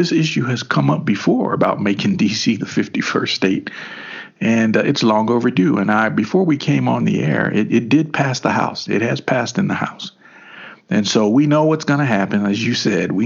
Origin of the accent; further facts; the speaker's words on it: Kentucky, United States; even in Kentucky, man, we were grooving